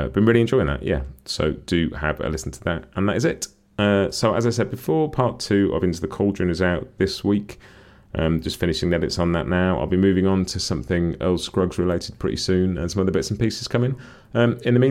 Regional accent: United Kingdom; as a Brit

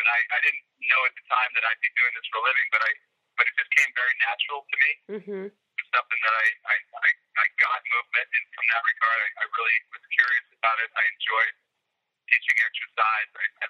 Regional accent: Boston, Massachusetts, United States; I grew up in the Boston area.

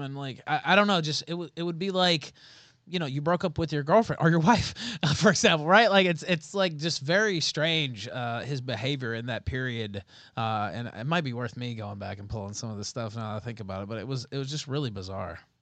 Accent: Memphis, Tennessee, United States; moved away as an adult; now in Merida, Mexico; I'm from Memphis

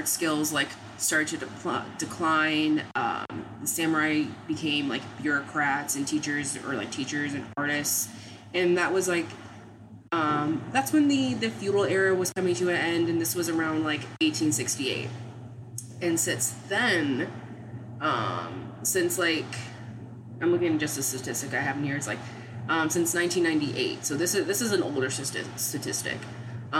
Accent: Maryland, United States; I'm from Maryland.

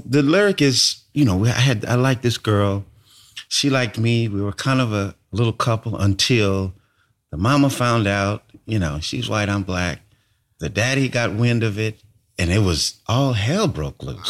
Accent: California, United States; moved away as an adult; also born or lived in Brooklyn; I moved away from California

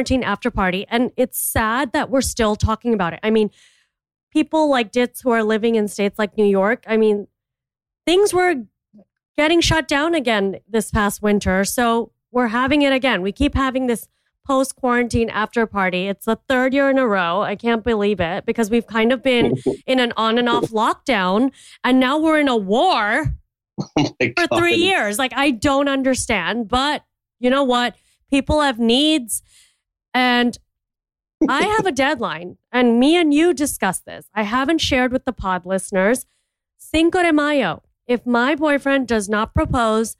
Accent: India; I'm an Indian entrepreneur

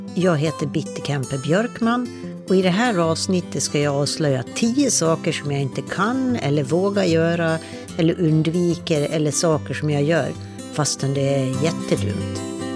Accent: Dalarna County, Sweden; Jag växte upp i Dalarna

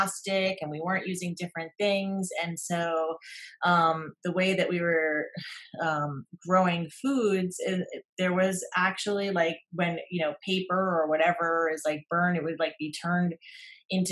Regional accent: New York metropolitan area, United States; moved away; I grew up in the United States in the New York metropolitan area and we had everything

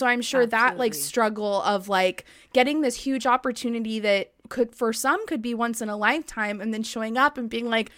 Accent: Long Beach, California, United States; I didn't live in the Orange County area. I grew up in Long yeah. Beach.

